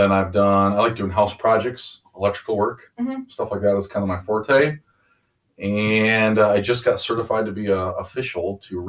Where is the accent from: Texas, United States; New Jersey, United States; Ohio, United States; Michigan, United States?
Michigan, United States; Grandville; I grew up in Granville, Michigan